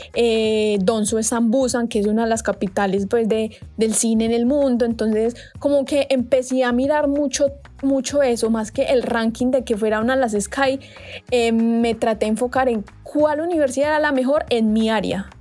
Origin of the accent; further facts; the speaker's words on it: Colombia; moved away as an adult; now in South Korea; soy de Colombia